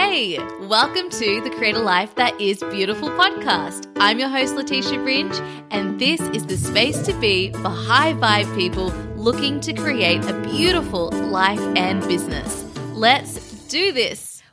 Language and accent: English; Sydney, New South Wales, Australia; moved away as an adult; also born or lived in London, United Kingdom; now in Cambodia; returning to my hometown of Sydney after being in London for four years